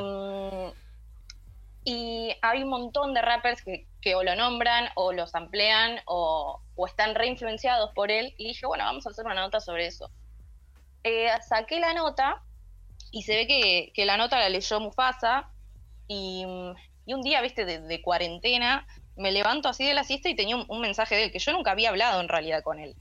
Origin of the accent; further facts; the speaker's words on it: Bahía Blanca, Buenos Aires Province, Argentina; moved away as an adult; now in Buenos Aires, Argentina; yo soy de Bahía Blanca, así que estudié allá, hice tres años, eh, terminé la tecnicatura y me vine para Capital.